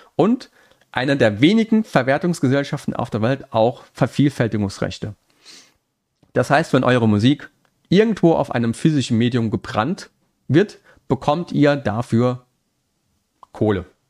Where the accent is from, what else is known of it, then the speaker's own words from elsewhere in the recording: Saarland, Germany; accent: Saarland; ich bin Saarländer, das rutscht immer noch manchmal so ein bisschen raus, der saarländische Akzent.